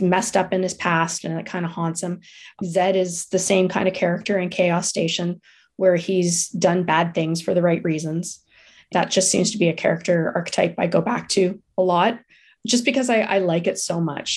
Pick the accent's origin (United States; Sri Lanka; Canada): Canada; Ottawa, Ontario; I grew up in Ottawa